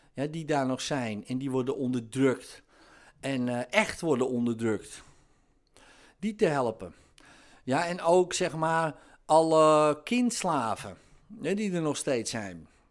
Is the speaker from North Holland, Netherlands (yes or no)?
yes; near Amsterdam, North Holland, Netherlands; dat hoor je natuurlijk wel aan mijn accent. Ik kom uit de buurt van Amsterdam